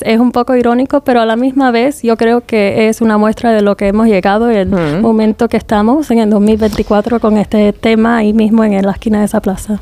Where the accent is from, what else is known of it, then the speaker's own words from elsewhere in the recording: United States; also born or lived in England; now in Spain; las dos somos de los Estados Unidos